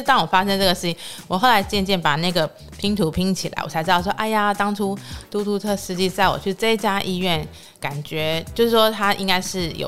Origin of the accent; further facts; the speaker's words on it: Taiwan; 我说：“哦，台湾。”